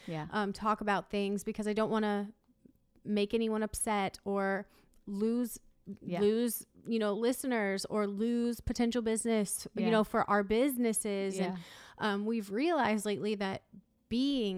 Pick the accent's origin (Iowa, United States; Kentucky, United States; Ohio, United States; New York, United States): Iowa, United States; now in East Coast, United States; I grew up in Iowa